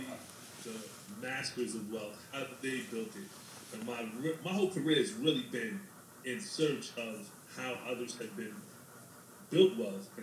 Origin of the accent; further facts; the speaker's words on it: New Jersey, United States; moved away as an adult; also born or lived in Washington, D.C. / Atlanta / Denver / Harlem; I was raised in New Jersey